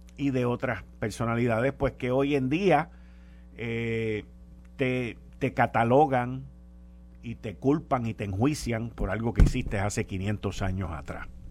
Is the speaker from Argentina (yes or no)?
no; Puerto Rico